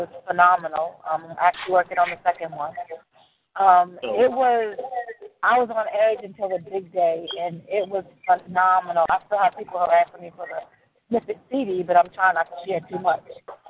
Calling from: South Carolina, United States; I am calling from South Carolina.

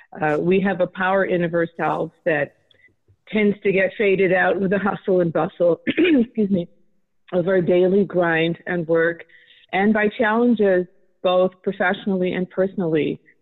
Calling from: California, United States; I'm calling from California.

